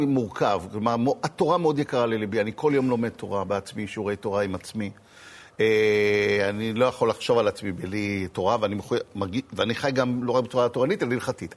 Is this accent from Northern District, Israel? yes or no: no; Tel Aviv, Tel Aviv District, Israel; אני הייתי בתור ילד בתל אביב, נולדתי בשישים, אלף תשע מאות שישים בתל אביב